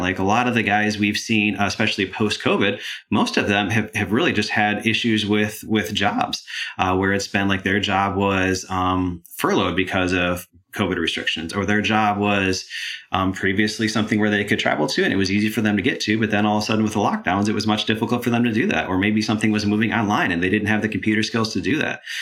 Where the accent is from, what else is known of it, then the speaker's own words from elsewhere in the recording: Michigan, United States; moved away as an adult; now in Georgia, United States; I grew up in Michigan, came down to Georgia to go to school here, and I absolutely love the area, which is why why I'm still here now